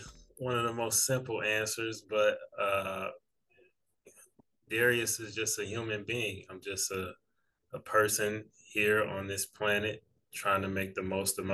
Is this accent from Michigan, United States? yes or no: yes; Detroit, Michigan, United States; also born or lived in Sterling Heights, Michigan; I'm originally from Detroit. Both of my parents are East Siders.